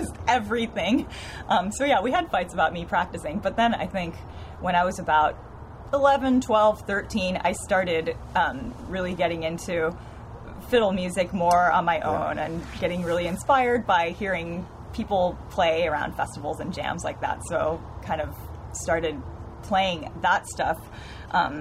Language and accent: English; San Francisco, California, United States; I was born and raised in San Francisco.